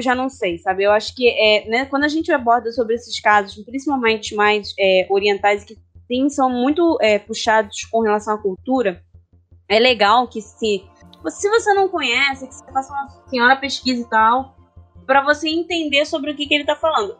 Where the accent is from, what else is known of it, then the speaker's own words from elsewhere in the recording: Rio de Janeiro, Brazil; Carioca. Eu sou carioca.